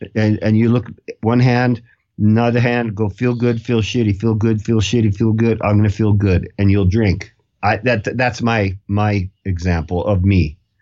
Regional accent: Canada; I'm from Canada

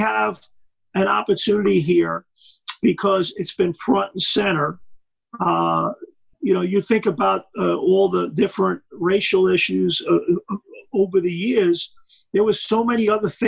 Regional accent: New York City, New York, United States; I grew up in Brooklyn, New York

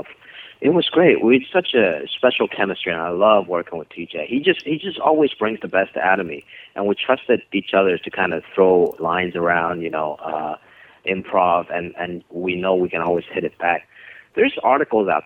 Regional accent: China; moved away; we didn't have a lot of stand up growing up in China

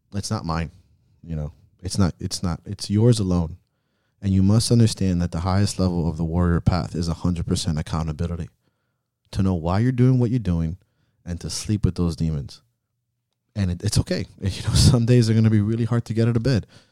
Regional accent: Miami, Florida, United States; growing up in Miami

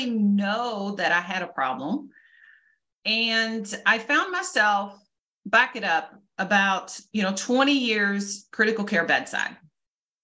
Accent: Louisville, Kentucky, United States; I am from Louisville, Kentucky.

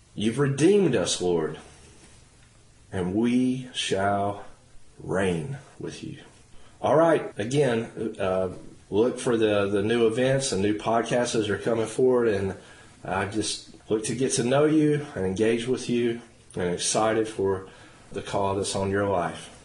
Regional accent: Henderson County, North Carolina, United States; also born or lived in Norwood, North Carolina / Forest City, North Carolina / Matthews, North Carolina; we're both from North Carolina. My story, just to real quick is one that started in uh, Henderson County, North Carolina. My dad was an associate pastor in the Church of Nazarene under uh, Wyatt Gentry. And I grew up there

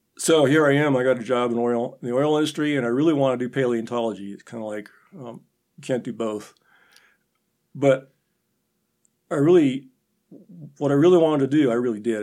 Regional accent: Minot, North Dakota, United States; moved away as an adult; also born or lived in Nebraska; now in Chadron, United States; I grew up in North Dakota, um, Minot.

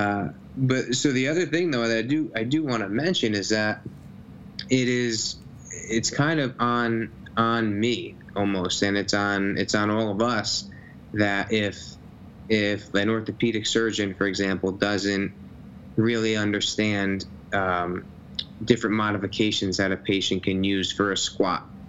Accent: Nutley, New Jersey, United States; i grew up in new jersey grew up in the town i live in nutley

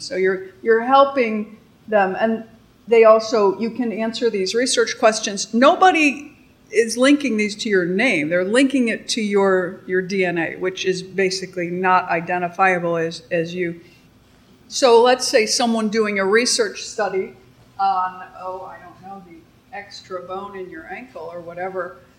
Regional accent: Chicago, Illinois, United States; I'm, I'm from Chicago

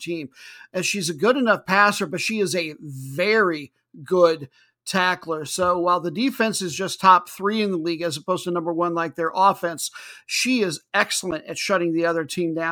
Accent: Iowa, United States; moved away; we're originally from Iowa

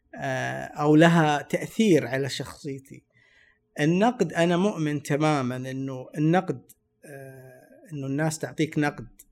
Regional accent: Saudi Arabia; انا من السعوديه وادرس تصوير

